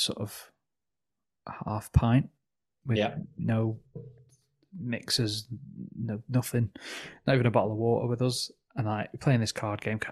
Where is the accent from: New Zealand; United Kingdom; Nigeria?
United Kingdom; England; us for being English